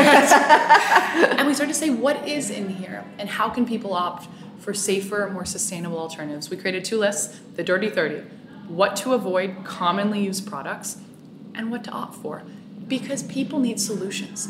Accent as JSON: {"language": "English", "area": "Bay Area", "region": "Northern California", "country": "United States", "tie": "born or raised there", "also_born_or_lived": "Marin County", "said": "I grew up in the Bay Area in Northern California"}